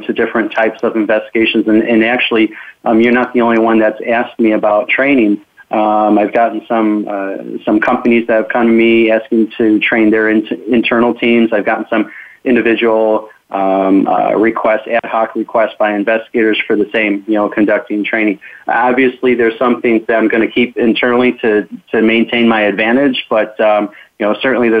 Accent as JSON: {"language": "English", "town": "Chicago", "region": "Illinois", "country": "United States", "tie": "born or raised there", "moved": "as an adult", "said": "I was born and raised in Chicago, and I was a private investigator there for 15 years."}